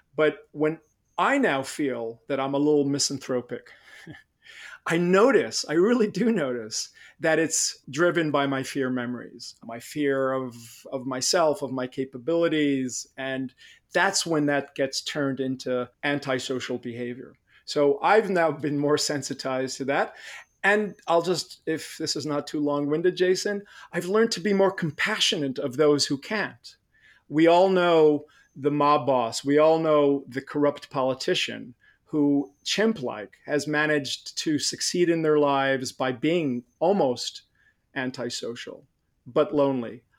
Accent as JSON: {"language": "English", "country": "Israel", "tie": "born or raised there", "moved": "yes", "said": "I grew up in Israel"}